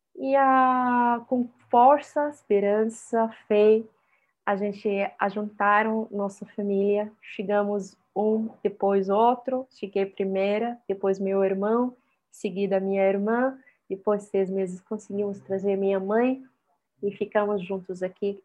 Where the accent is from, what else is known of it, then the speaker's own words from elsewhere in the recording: Syria; Portuguese is a second language; moved away as an adult; also born or lived in Egypt; now in Brazil; eu vivi toda a minha vida na Síria como refugiada palestina